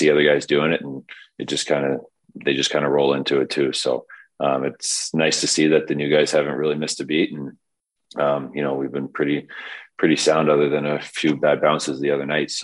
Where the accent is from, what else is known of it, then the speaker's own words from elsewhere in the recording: Caledonia, Ontario, Canada; also born or lived in Stoney Creek, Ontario; I grew up playing AAA in Stony Creek and then moved and played Junior C in Caledonia, my hometown